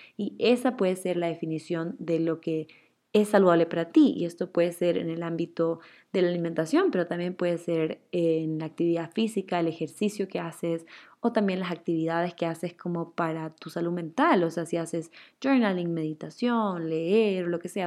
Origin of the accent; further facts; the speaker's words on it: Chile; now in Ecuador; Yo soy chilena, pero vivo en Ecuador hace 10, creo que ya 12 años